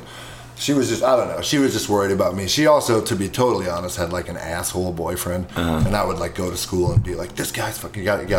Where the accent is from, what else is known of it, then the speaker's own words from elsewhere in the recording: Milwaukee, Wisconsin, United States; also born or lived in Madison, Wisconsin; I was born in Milwaukee, lived there until eighth grade